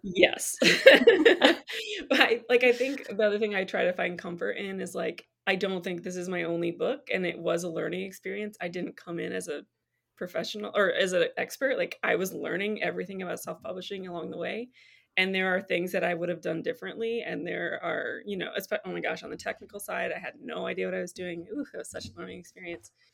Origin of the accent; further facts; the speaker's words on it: Michigan, United States; moved away as an adult; also born or lived in Tennessee; I'm from Michigan and I lived in Tennessee for years and we actually just moved back to be closer to family.